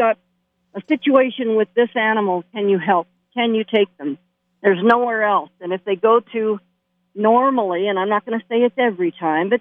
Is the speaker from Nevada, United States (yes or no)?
yes; Las Vegas, Nevada, United States; I was born in Las Vegas. I'm a true native.